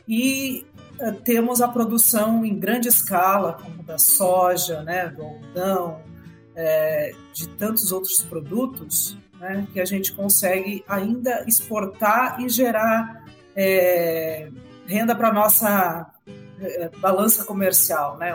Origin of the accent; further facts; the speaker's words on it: Brazil; E não só o agro, mas nós, como brasileiros, precisamos disso.